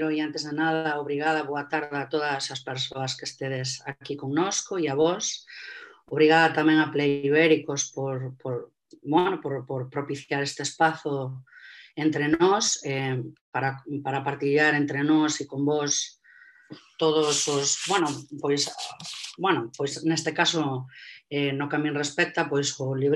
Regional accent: Galicia, Spain; a min como galega

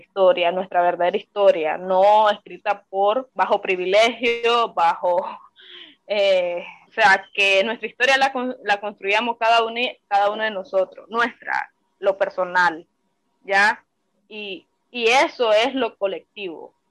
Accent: Nicaragua; moved away as an adult; now in Costa Rica; como joven nicaragüense, como mujer nicaragüense

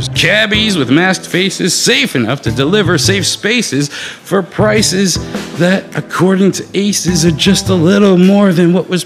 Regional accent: Bronx, New York, United States; And I'm from the Bronx, so.

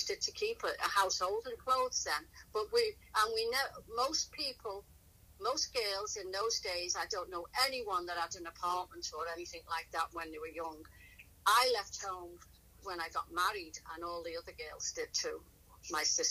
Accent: Liverpool, North West England, United Kingdom; moved away as an adult; now in United States; I'm from Liverpool, England. It's the northern part. And we emigrated after we got married.

